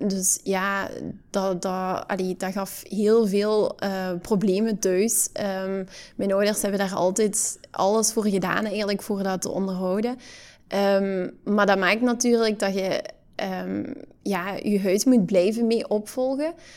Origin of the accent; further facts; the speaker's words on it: Hasselt, Flanders, Belgium; geboren en getogen in Hasselt